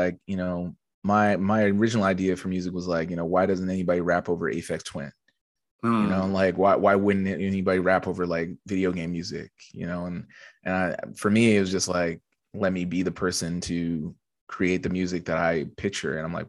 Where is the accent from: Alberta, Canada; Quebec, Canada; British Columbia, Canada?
Alberta, Canada; Edmonton; also born or lived in Montreal; now in Toronto, Canada; Yeah, so I moved from Edmonton in 2009. And I lived in Montreal for 6 years. I moved from Edmonton to Montreal specifically because, you know